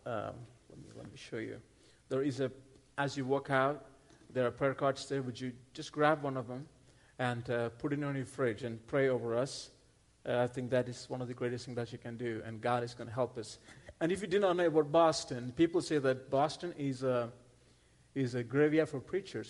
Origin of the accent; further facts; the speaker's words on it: India; moved away; I'm not from Texas. I'm originally from India. That's where I grew up